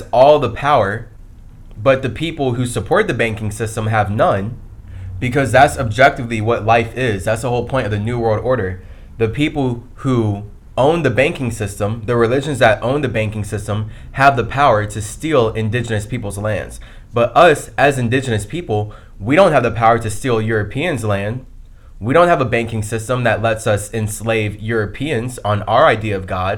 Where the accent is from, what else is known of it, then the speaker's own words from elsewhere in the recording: United States; all of us as American men